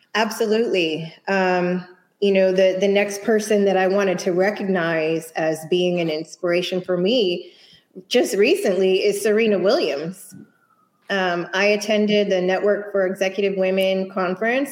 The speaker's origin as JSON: {"language": "English", "town": "Houston", "region": "Texas", "country": "United States", "tie": "born or raised there", "said": "born and raised in Houston, although my father is from Spanish Harlem and my mom is from Connecticut"}